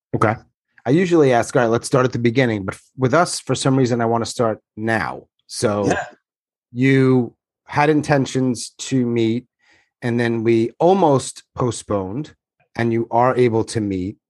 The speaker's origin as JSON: {"language": "English", "region": "New York", "country": "United States", "said": "I'm from New York."}